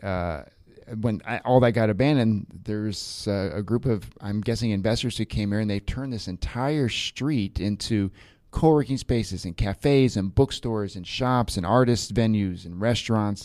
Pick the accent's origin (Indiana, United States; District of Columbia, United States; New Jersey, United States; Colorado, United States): District of Columbia, United States; Washington; moved away as an adult; now in Porto, Portugal; I'm from Washington D.C.